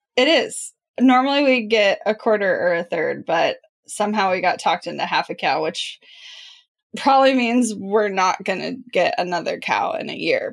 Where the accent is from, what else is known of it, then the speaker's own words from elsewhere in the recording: Midwest, United States; I am from the Midwest and have a lot of small town things that happen